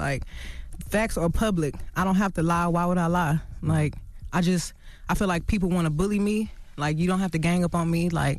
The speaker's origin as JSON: {"language": "English", "town": "Houston", "region": "Texas", "country": "United States", "said": "I mean, you know, I'm from Houston."}